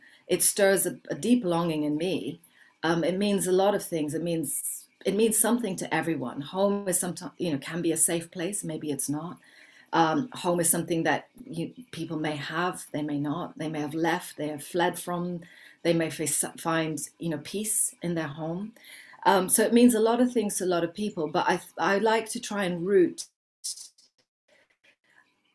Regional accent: Kenya; I was born in Kenya, but I'm very, very mixed in terms of my heritage.

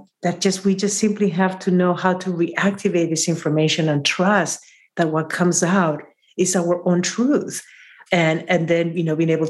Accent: Peru; now in San Francisco, United States; from Peru

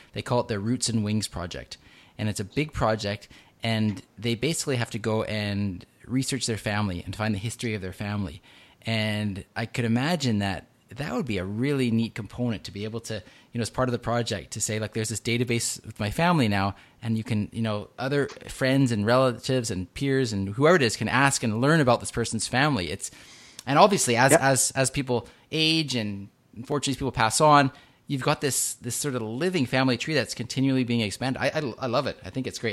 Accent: Vancouver, British Columbia, Canada; right here in my hometown of Vancouver

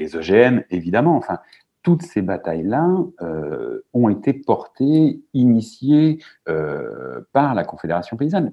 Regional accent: Manche, Normandy, France; chez moi, dans la Manche

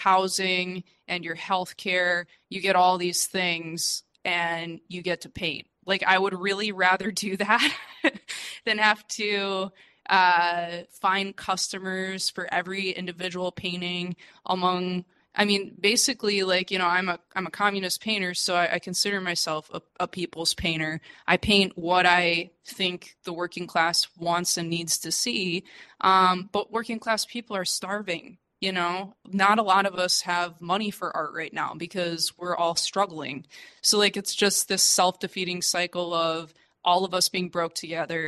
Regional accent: United States; moved away as an adult; also born or lived in China; now in Mexico; I'm a refugee from the United States that fled to Mexico

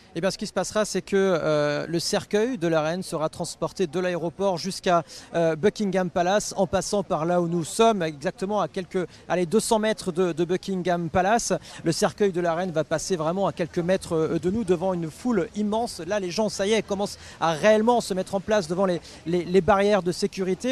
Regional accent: France; en tant que Français

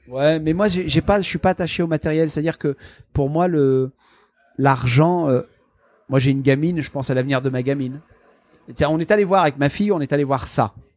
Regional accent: the Nord, Hauts-de-France, France; moved away; also born or lived in Marseille, France; j'ai grandi dans le Nord.

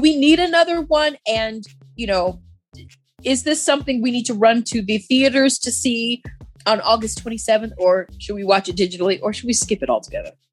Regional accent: Iowa, United States; I'm from Iowa where we grow corn and football players

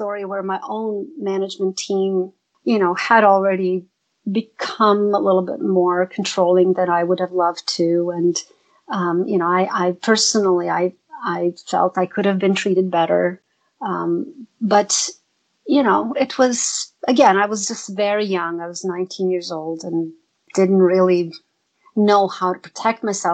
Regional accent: Zagreb, City of Zagreb, Croatia; moved away as an adult; now in United States; Zagreb, my hometown

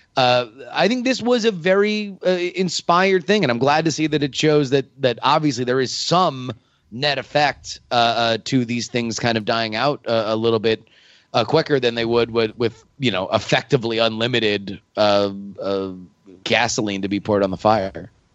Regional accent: Florida, United States; I'm from Florida.

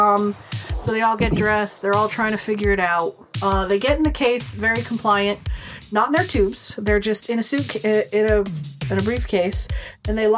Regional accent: Rhode Island, United States; We're from Rhode Island. Everything's wicked smart or wicked dumb

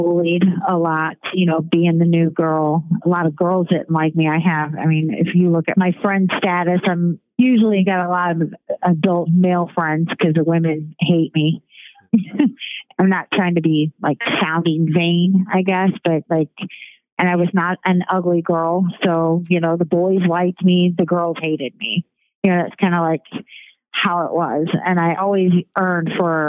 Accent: St. Louis, Missouri, United States; I grew up in St. Louis, all over the place

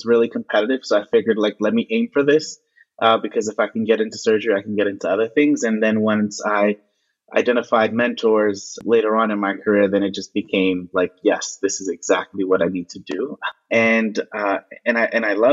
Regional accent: New York City, New York, United States; I am from Brooklyn, New York. I was born in New York City

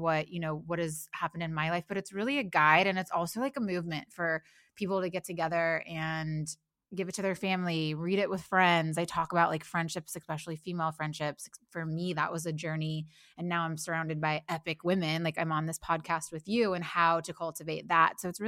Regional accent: Midwest, United States; moved away as an adult; also born or lived in Nashville; now in Los Angeles, United States; I grew up in the Midwest.

